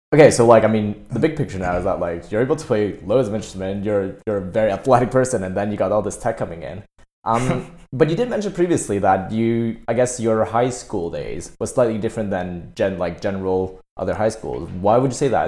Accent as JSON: {"language": "English", "country": "Canada", "moved": "yes", "lives_now": "United Kingdom", "said": "I'm Canadian"}